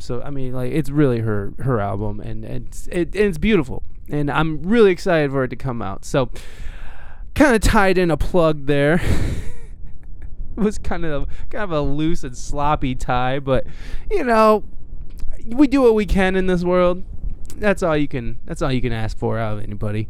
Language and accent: English; Toledo, Ohio, United States; moved away; also born or lived in San Diego; I'm from this weird little Ohio Toledo. It's called Toledo